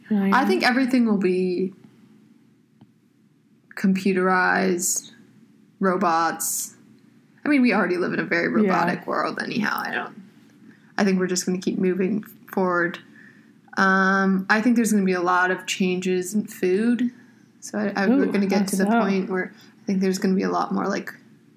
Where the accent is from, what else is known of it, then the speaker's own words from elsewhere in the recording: California, United States; I'm from California. I go to Georgetown. I am 20 years old.